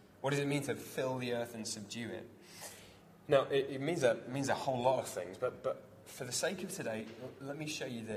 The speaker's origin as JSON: {"language": "English", "area": "Devon", "region": "South West England", "country": "United Kingdom", "tie": "born or raised there", "said": "I grew up in Devon, surrounded by farms, surrounded by farmers."}